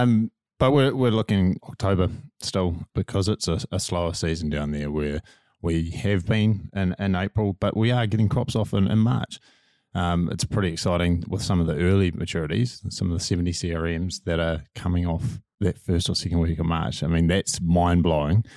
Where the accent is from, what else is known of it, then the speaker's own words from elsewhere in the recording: Manawatū-Whanganui, New Zealand; I'm from Manawatu and the, the clays of Bunnythorpe